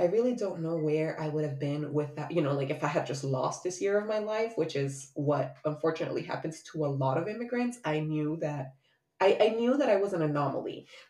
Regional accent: Miami, Florida, United States; also born or lived in Honduras; As I've shared many times, I was born in Honduras and moved to Miami the summer before I turned 9.

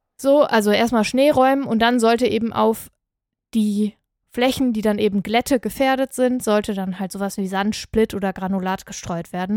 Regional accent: near Aachen, North Rhine-Westphalia, Germany; ich bin ja hier um die Ecke aufgewachsen

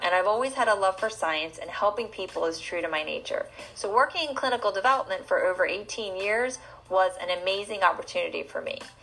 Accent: New Jersey, United States; born or raised there

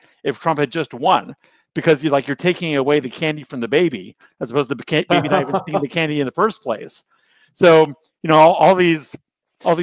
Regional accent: United States; as an American

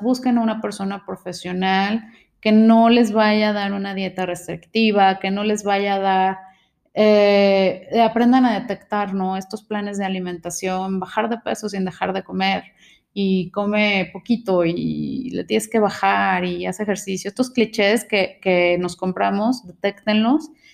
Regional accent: Mexico; nuestros ancestros vivían del maíz, eh, es algo que tenemos como mexicanos

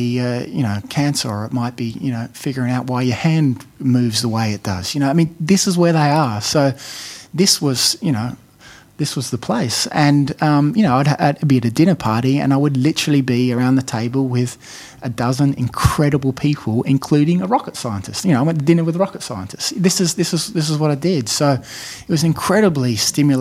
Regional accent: Australia; moved away as an adult; also born or lived in Adelaide, Australia / Harvard, United States; now in Sydney, Australia; I'm I'm an Australian

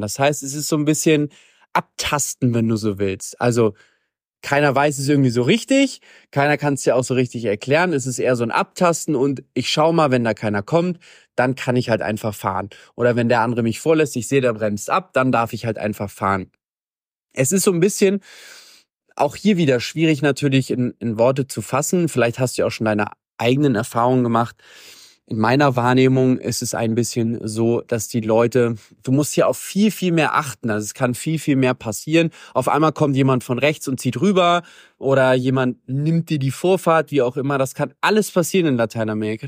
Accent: Germany; moved away; also born or lived in Latin America; für uns als Deutsche

